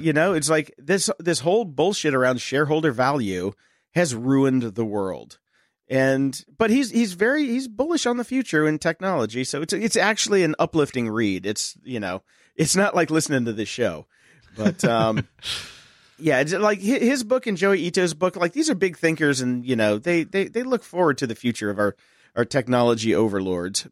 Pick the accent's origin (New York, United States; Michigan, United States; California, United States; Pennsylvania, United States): Pennsylvania, United States; Pittsburgh; my hometown of Pittsburgh, Pennsylvania